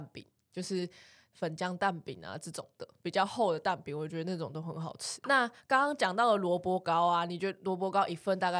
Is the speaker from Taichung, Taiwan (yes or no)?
yes; Taichung, Taiwan; 哦，因为我们都是台中人，所以早餐会吃炒面